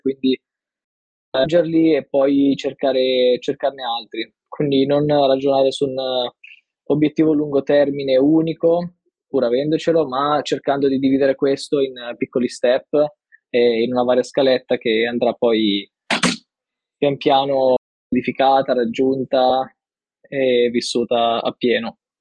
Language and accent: Italian; Milan, Lombardy, Italy; now in Turin, Italy; ho 22 anni, eh, vengo da Milano e attualmente vivo a Torino